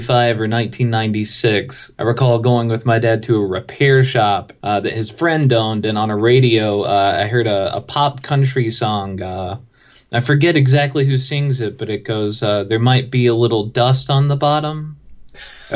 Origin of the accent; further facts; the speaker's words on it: Chatsworth, Georgia, United States; I grew up in Chatsworth, Georgia.